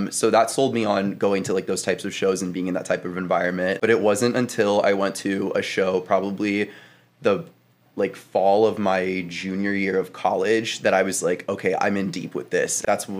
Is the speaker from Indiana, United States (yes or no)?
yes; Carmel, Indiana, United States; moved away as an adult; also born or lived in Bloomington, Indiana; now in Chicago, United States; I am from Carmel, Indiana, which is a suburb like 20 minutes north of Indy. I've lived there my entire life, just been a Midwestern Indiana boy.